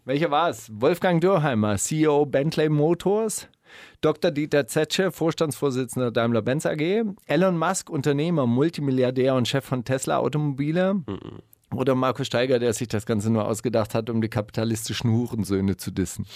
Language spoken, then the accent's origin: German; West Germany, Germany; ich komme ja aus der Bundesrepublik Deutschland.